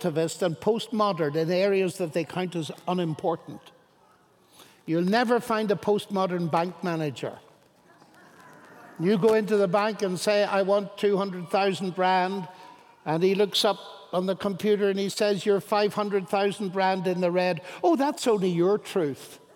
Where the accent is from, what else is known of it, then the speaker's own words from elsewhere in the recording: Ireland; I'm Irish. We are full of imagination, we Irish.